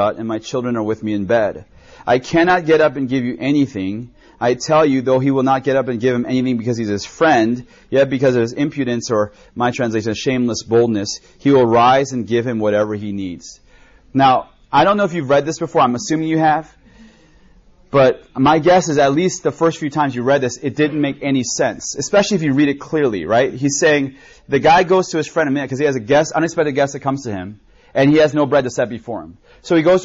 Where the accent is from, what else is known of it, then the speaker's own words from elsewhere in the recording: United States; I grew up in America, but my parents were first generation Koreans.